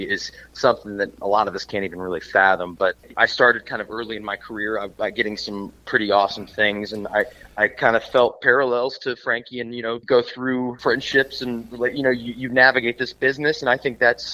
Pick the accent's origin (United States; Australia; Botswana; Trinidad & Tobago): United States; Cincinnati, Ohio; moved away as an adult; now in Los Angeles, United States; I'm from Cincinnati, Ohio. That's where I was born and raised